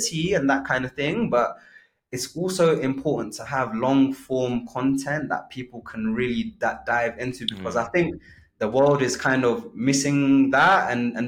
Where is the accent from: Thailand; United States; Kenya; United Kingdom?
Kenya; moved away; I was born in Kenya